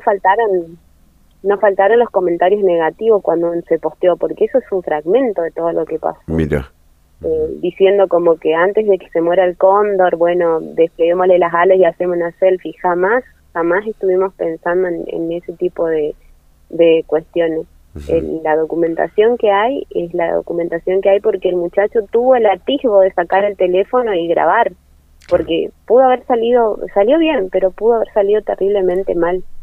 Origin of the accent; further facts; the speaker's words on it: Corrientes, Argentina; accent: tonada correntina; soy de corriente